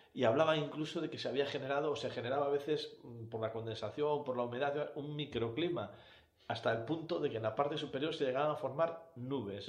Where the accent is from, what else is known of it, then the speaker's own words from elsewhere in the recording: Cantabria, Spain; los que somos de Cantabria